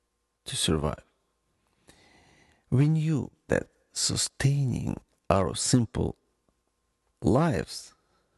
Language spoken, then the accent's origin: English; Ukraine; born or raised there; moved away